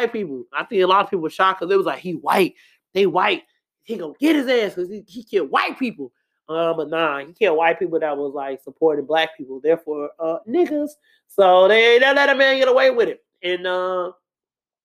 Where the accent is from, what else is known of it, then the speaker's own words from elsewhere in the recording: Chicago, Illinois, United States; I'm from Chicago, South Side